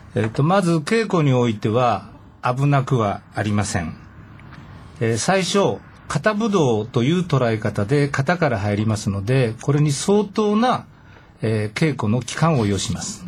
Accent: Nishitokyo, Tokyo, Japan; 地元に戻って地元で自分の会を立ち上げて、まあ、独立した形なんですけれども、まあ、平成15年から、えー、西東京市で教えるようになりました。

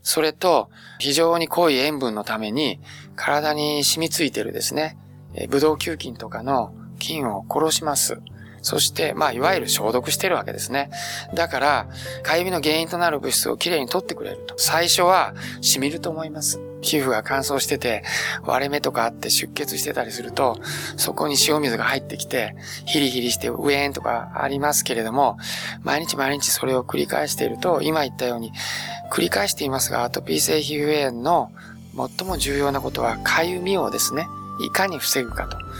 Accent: Beppu, Oita, Japan; 私はもう別府の生まれ

